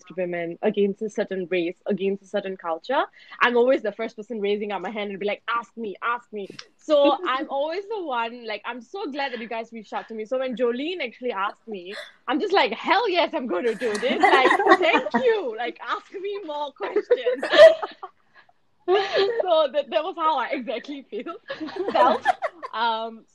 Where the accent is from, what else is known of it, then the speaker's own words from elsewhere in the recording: Singapore; accent: Indian; I'm a Singaporean, born and bred Indian in Singapore